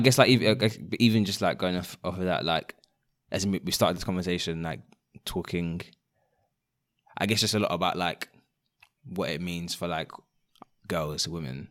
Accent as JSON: {"language": "English", "region": "London", "country": "United Kingdom", "tie": "born or raised there", "said": "growing up in London, um, and studying outside of London"}